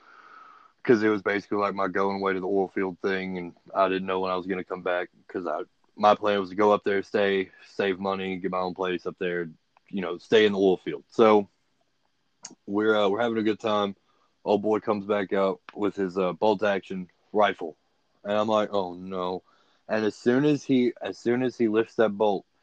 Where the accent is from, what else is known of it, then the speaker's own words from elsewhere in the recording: Livingston, Texas, United States; moved away as an adult; also born or lived in Houston area, Texas; now in Big Sandy, United States; I'm from Livingston.